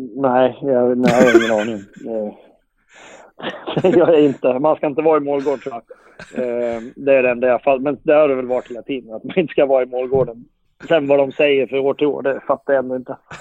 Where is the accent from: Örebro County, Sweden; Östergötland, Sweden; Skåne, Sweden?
Örebro County, Sweden; Guldsmedshyttan; now in Leksand, Sweden; jag kommer ju från Guldsmedshyttan från början.